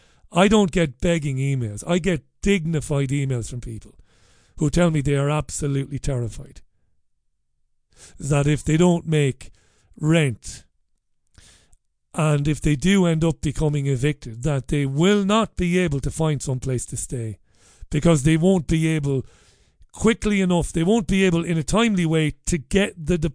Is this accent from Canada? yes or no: no; Waterford, Munster, Ireland; now in Salford, United Kingdom; I grew up in Ballybeg in Waterford in the 80s when poverty was real